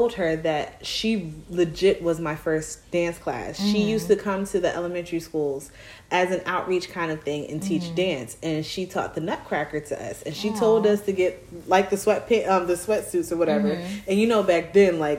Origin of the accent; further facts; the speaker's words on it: Plainfield, New Jersey, United States; I'm from Plainfield just as well, Queen City.